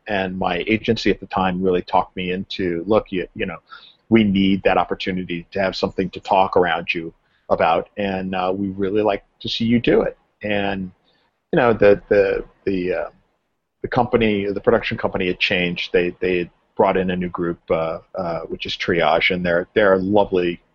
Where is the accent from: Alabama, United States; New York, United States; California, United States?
California, United States; Southern; I grew up in Southern California